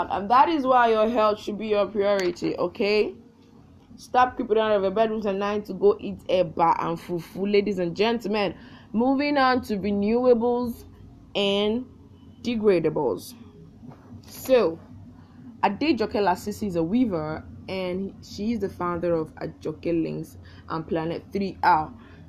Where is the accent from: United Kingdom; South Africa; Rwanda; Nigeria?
Nigeria; as a Nigerian